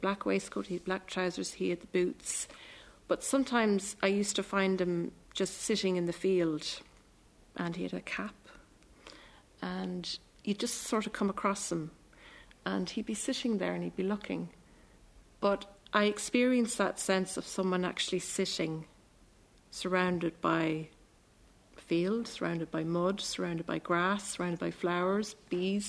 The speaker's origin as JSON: {"language": "English", "town": "Cavan", "region": "Ulster", "country": "Ireland", "tie": "born or raised there", "said": "I'm from Cavan. I live in Cavan"}